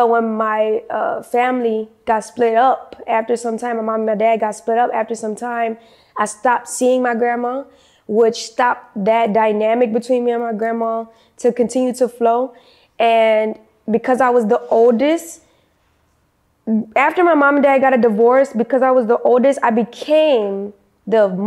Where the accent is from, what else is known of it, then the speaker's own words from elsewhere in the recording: New Orleans, Louisiana, United States; moved away; I'm originally from New Orleans, Louisiana. I'm currently 25. Actually, I'm 26. Just made 26 in February.